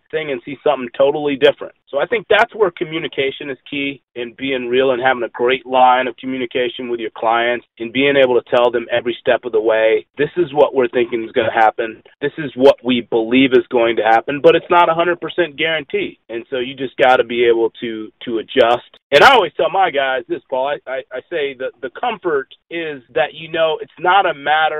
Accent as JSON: {"language": "English", "town": "Tampa", "region": "Florida", "country": "United States", "tie": "born or raised there", "moved": "as an adult", "lives_now": "Chicago, United States", "said": "back at home where I grew up in Tampa area."}